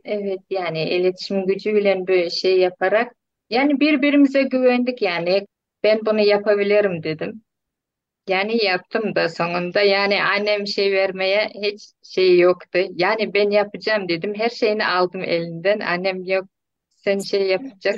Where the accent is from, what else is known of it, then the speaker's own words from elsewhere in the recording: Turkmenistan; moved away as an adult; now in Turkey; Türkmenistan'dalar çocuklarım.